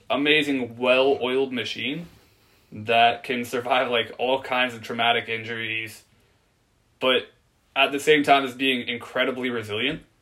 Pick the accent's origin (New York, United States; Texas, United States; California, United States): California, United States; Oceanside; born there; now in Virginia, United States; I, uh, I was born in Oceanside, California. I'm a Marine brat. My dad's Marine. We moved around a lot. And eventually I wound up in Virginia. Been here about 14 years.